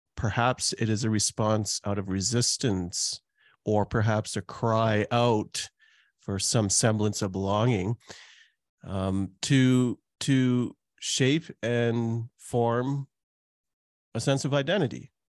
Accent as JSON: {"language": "English", "town": "Calgary", "region": "Alberta", "country": "Canada", "tie": "born or raised there", "also_born_or_lived": "Trinidad", "said": "I was born in Trinidad, and now I've lived in Canada for most of my life, almost four decades, and lived in Calgary for all that time"}